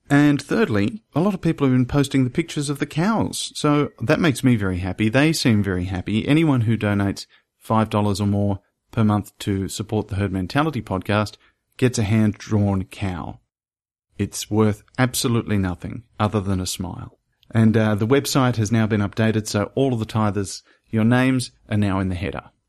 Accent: Monroe, Louisiana, United States; accent: southern; A town called Monroe, Louisiana.

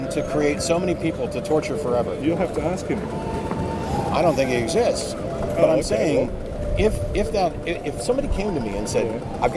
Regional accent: Austin, Texas, United States; I'm from Austin.

